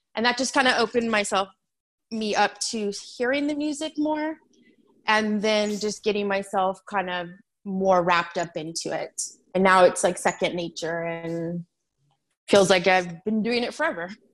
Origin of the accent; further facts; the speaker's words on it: San Diego, California, United States; moved away as an adult; also born or lived in Phoenix area, Arizona; now in Chandler, United States; I am from San Diego. I was born there.